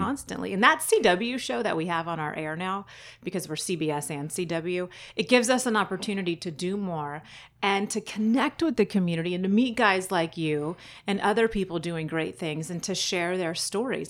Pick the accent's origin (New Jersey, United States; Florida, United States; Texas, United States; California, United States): California, United States; San Diego County; also born or lived in Fallbrook / Carlsbad / Bonita / Chula Vista; I grew up all over San Diego County